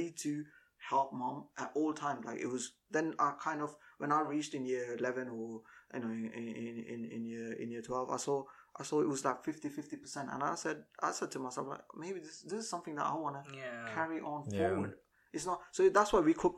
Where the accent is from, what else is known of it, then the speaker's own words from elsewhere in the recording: Mumbai, Maharashtra, India; moved away; I was born in Mumbai, so I'm like the third gen of the Malayali coming from Mumbai.